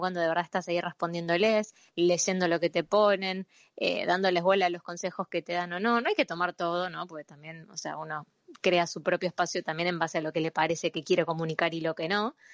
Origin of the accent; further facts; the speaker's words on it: Buenos Aires, Argentina; soy porteño